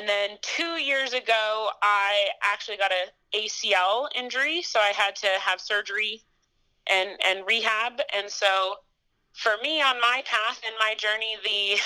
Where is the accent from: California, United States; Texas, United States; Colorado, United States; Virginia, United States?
Colorado, United States; Boulder; moved away as an adult; also born or lived in Montana; So I grew up in Boulder, Colorado.